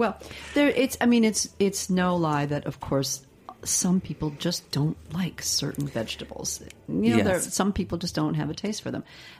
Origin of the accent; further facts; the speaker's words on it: Midwest, United States; I'm from the Midwest too.